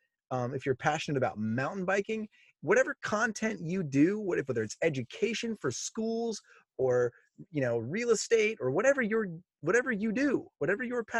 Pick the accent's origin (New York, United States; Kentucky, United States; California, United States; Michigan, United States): California, United States; Oxnard; also born or lived in North Carolina; I was raised in Oxnard, California at the beach.